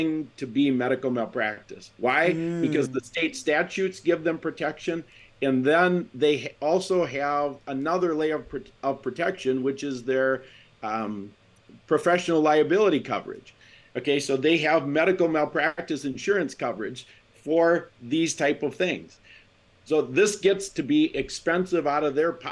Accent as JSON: {"language": "English", "region": "Wisconsin", "country": "United States", "said": "I'm from Wisconsin. You can tell because I don't have an accent"}